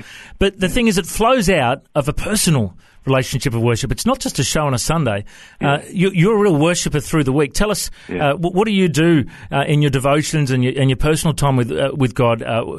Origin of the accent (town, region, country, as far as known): Australia